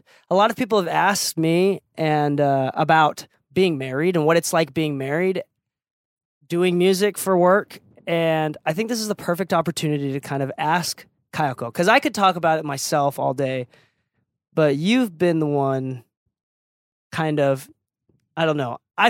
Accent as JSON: {"language": "English", "region": "Okinawa", "country": "Japan", "said": "And I'm Okinawan. I'm from Okinawa, Japan."}